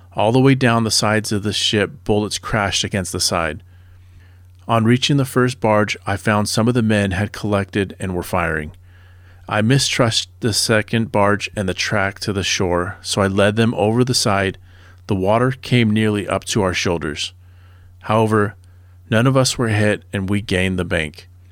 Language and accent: English; Southern California, United States; I grew up in Southern California